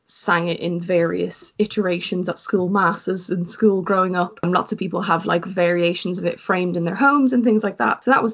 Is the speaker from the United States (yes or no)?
no; Ireland; as Irish people